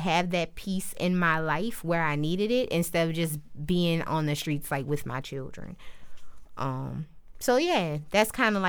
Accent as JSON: {"language": "English", "town": "New Orleans", "region": "Louisiana", "country": "United States", "tie": "born or raised there", "said": "I'm from Uptown. I grew up Uptown, right up the street from the Magnolia, between Washington and 2nd. So I've been that way my entire life up until recently. So now I stay in the East. But the Uptown is home."}